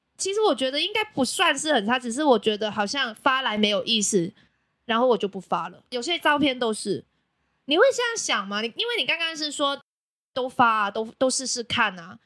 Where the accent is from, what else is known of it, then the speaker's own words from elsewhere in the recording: Macau; now in Taiwan; 我是来自澳门的